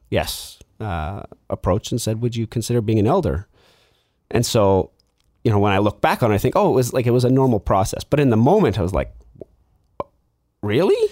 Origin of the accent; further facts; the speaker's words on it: Lower Mainland, British Columbia, Canada; also born or lived in Vancouver / Abbotsford; I grew up in the Lower Mainland.